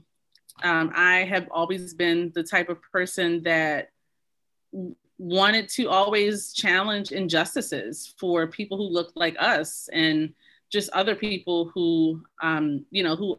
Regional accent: Baltimore, Maryland, United States; I grew up in Baltimore City, was raised by a single mother

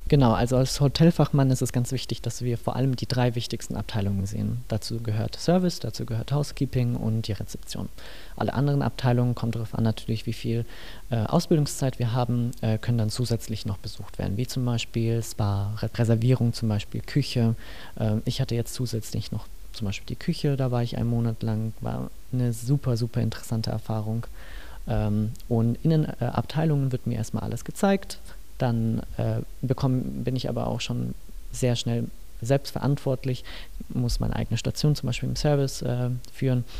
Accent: Nuremberg, Bavaria, Germany; now in Mittenwald, Germany; ursprünglich komme ich aus Nürnberg

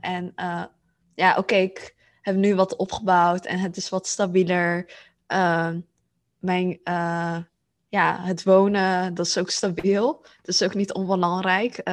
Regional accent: Netherlands; ik ben Aziatisch, heb mijn Aziatische roots, maar ik ben hier geboren in Nederland

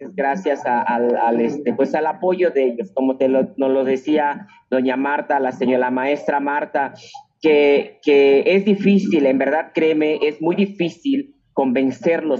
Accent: Mexico; así somos los mexicanos, muy, muy, este, muy regateadores

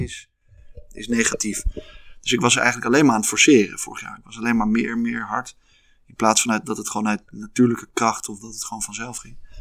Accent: Haarlem, North Holland, Netherlands; also born or lived in Leiden; ben in Haarlem opgegroeid en toen ben ik uiteindelijk in Leiden beland.

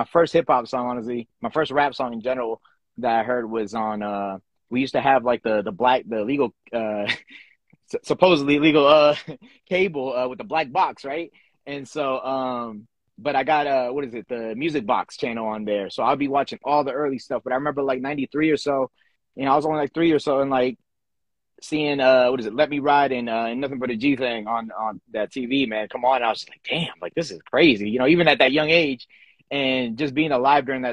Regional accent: Fairfax County, Annandale, Springfield, Virginia, United States; also born or lived in El Salvador; we came straight to Virginia, moved around a lot throughout Virginia growing up, and then pretty much eventually got settled down in my main area has always been kind of Fairfax County, Annandale area, Springfield for sure. I would consider like my hometown

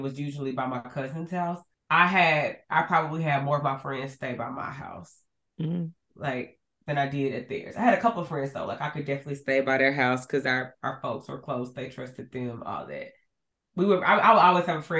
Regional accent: Arkansas, United States; growing up in Arkansas

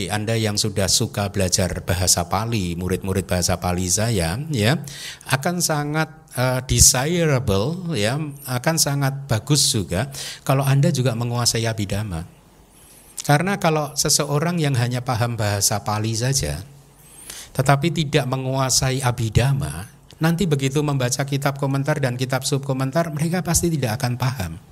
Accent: Indonesia; saya baru datang, saya berasal dari Indonesia, saya ingin berlatih di sini

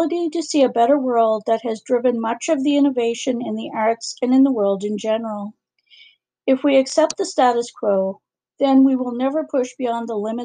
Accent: Canada; as a Canadian

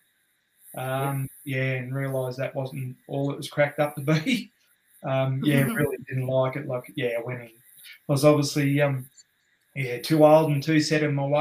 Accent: Scone, New South Wales, Australia; I'm from Scone in the Upper Hunter Valley in New South Wales.

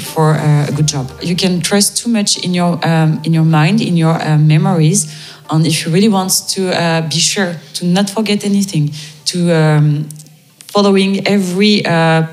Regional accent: France; I'm French from France

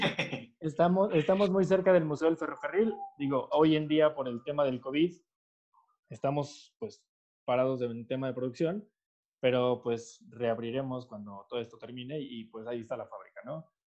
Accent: Mexico; como mexicanos

